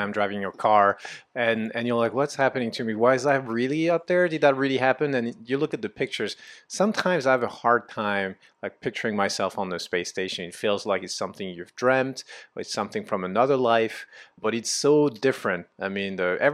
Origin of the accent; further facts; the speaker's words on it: France; moved away; I'm originally from France